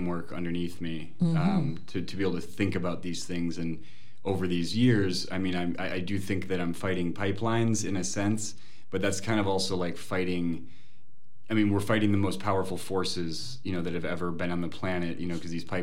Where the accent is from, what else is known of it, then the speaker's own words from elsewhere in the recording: Minneapolis, Minnesota, United States; also born or lived in Cape Town, South Africa / Burkina Faso; I was born in Cape Town, South Africa, Peace Corps parents. You know, I spent my first year and a half with monkeys and diapers in Burkina Faso. You know, but I was basically raised in the Twin Cities